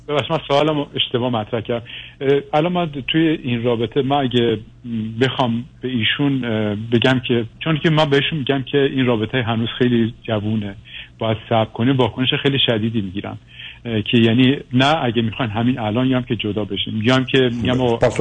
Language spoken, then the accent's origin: Persian; Iran; moved away as an adult; also born or lived in Western Europe; حدودا 15 سال پیش از ایران اومدم اروپا و غرب اروپا تحصیل کردم و زندگی کردم